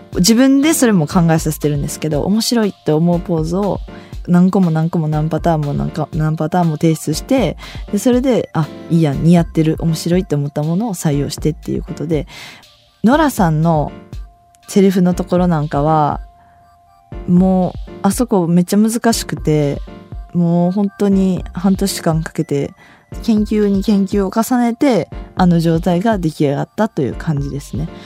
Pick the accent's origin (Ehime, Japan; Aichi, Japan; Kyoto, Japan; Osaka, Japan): Osaka, Japan; 私大阪なんで毎週土曜日やっててそれ見て育ってきた